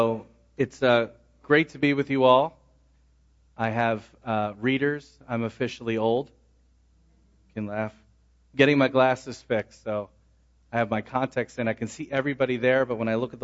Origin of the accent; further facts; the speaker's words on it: Philadelphia, Pennsylvania, United States; moved away; I grew up in Philadelphia